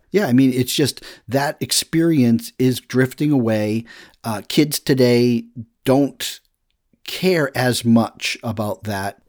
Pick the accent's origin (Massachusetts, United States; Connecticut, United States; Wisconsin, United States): Massachusetts, United States; Woburn; also born or lived in Lexington, Massachusetts; I first get to Woburn, Massachusetts is where I moved from Lexington, Massachusetts